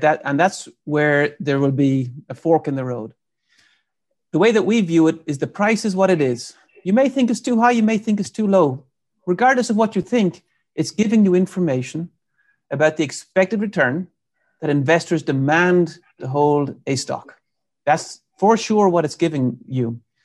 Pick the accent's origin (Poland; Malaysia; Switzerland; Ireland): Ireland; moved away as an adult; now in United States; I'm from Ireland, so I came to the U S in ninety-eight, uh, to do my P H D